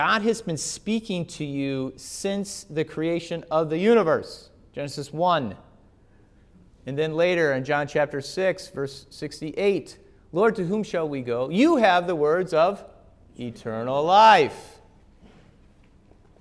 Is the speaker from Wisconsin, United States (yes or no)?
yes; Wisconsin, United States; I grew up in Wisconsin